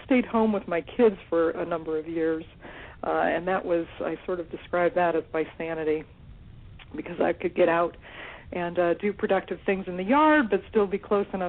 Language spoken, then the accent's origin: English; California, United States; When I was growing up, I grew up in California